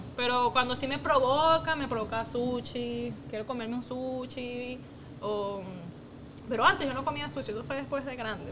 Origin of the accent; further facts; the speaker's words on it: Margarita, Nueva Esparta, Venezuela; also born or lived in Caracas; nosotros nos criamos en, nuestra juventud adolescencia fue Margarita. Entonces, obviamente, Margarita, claro, nosotros nacimos en Caracas, pero de chiquitica nuestra familia paterna se mudó a Margarita